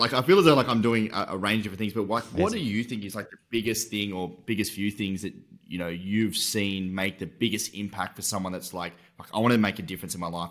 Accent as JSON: {"language": "English", "region": "Tasmania", "country": "Australia", "tie": "born or raised there", "said": "I'm from Tasmania"}